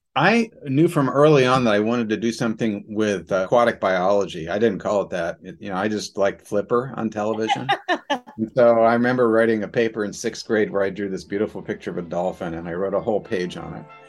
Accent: Tucson, Arizona, United States; moved away as an adult; also born or lived in Boston; growing up in Tucson, Arizona

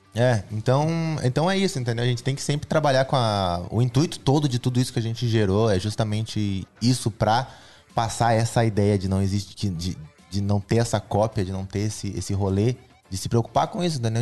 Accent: Brazil; Eu sou o cara do gospel, eu sou brasileiro, eu sou jovem.

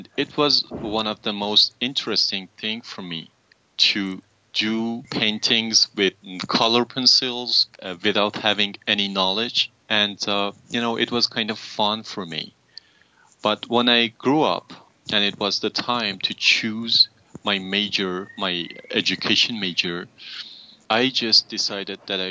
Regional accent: Durud, Lorestan, Iran; also born or lived in Tehran; I was born in Iran, in a small city 5 hours far from Tehran named Durud

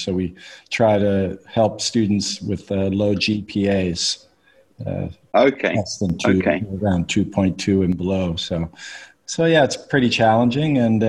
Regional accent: Halifax, Nova Scotia, Canada; now in United Arab Emirates; So, yeah, but I'm Canadian.

